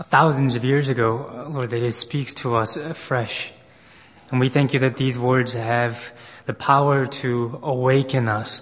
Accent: United States; as a Korean American, as a person who was sort of minority growing up in America

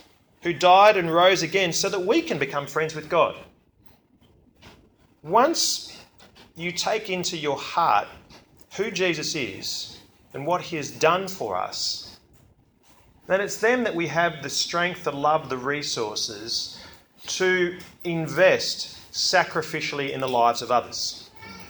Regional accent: Australia; I'm from Belgium, okay, well, my mother is and all my cousins are from Belgium. I grew up in Australia

